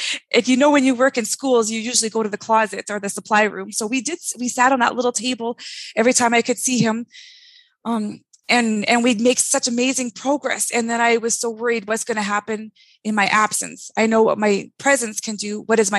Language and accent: English; Canada; also born or lived in California; journey took me on the map to California, where I also experienced all those settings. And finally, I'm from Canada. It was time to come home. So I moved to Ontario, and that's where we launched Tiny Eye.